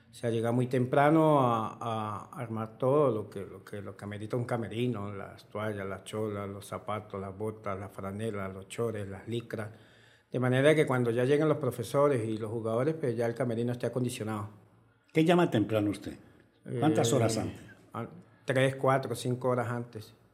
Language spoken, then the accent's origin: Spanish; Bramón, Táchira, Venezuela; Soy más conocido en mi pueblo, en en Bramón